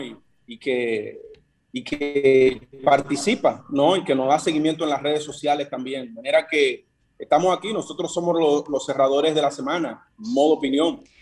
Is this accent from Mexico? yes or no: no; Dominican Republic; los como dominicanos